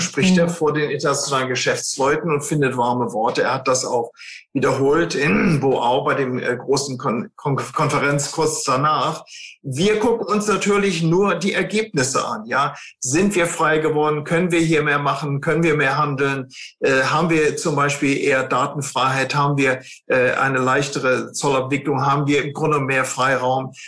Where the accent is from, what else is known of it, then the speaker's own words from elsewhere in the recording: Germany; wir sind ja Deutsche